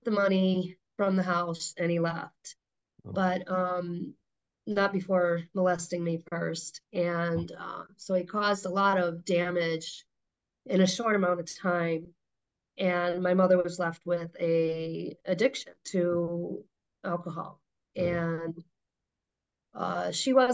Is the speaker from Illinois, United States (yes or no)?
yes; Chicago, Illinois, United States; I was born in Chicago